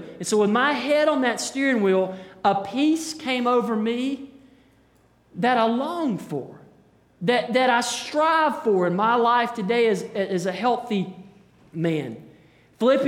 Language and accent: English; Hendersonville, United States; I grew up in Hendersonville